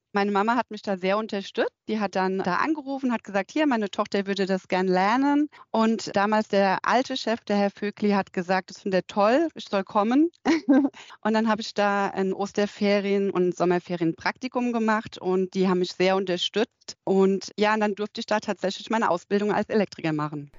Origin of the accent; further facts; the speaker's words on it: Nack, Rhineland-Palatinate, Germany; also born or lived in Alzey; bin ich in Alzey nur geboren und groß geworden bin ich in Nack, das ist so zehn Kilometer von Alzey entfernt.